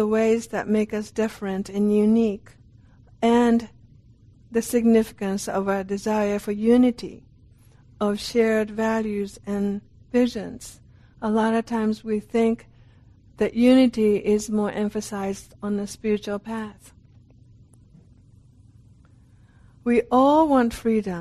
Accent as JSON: {"language": "English", "country": "Japan", "also_born_or_lived": "Italy", "moved": "yes", "said": "I'm from Japan"}